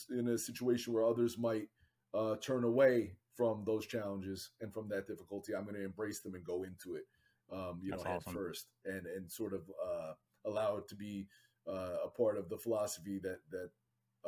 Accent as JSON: {"language": "English", "region": "Northeast Pennsylvania", "country": "United States", "tie": "born or raised there", "moved": "yes", "lives_now": "New Jersey, United States", "said": "I grew up in Northeast Pennsylvania"}